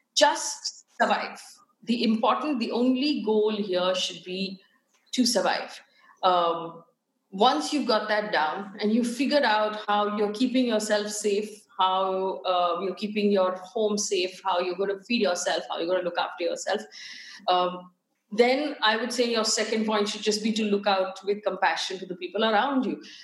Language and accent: English; Chikmagalur, Karnataka, India; also born or lived in Bangalore; I was born in Chikmagalur